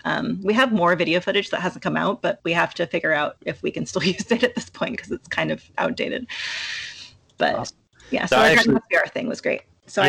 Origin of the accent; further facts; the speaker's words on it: San Francisco Bay Area, California, United States; moved away as an adult; now in Los Angeles, United States; I grew up in the San Francisco Bay Area, and I've only lived in LA for the last few years of this job.